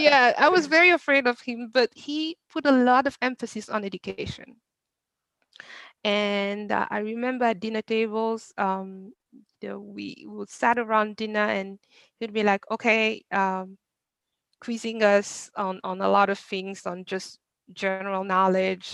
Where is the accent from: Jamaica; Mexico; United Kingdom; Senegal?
Senegal; moved away as an adult; now in United States; I was born and raised in Senegal. I come to I came to the US when I was um, 19